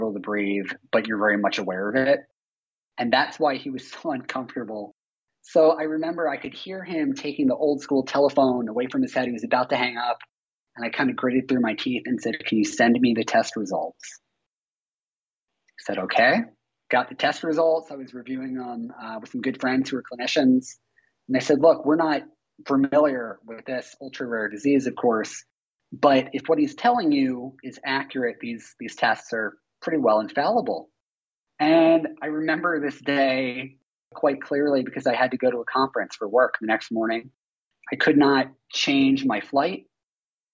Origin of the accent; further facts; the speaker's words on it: Philadelphia, Pennsylvania, United States; moved away; I'm from Philadelphia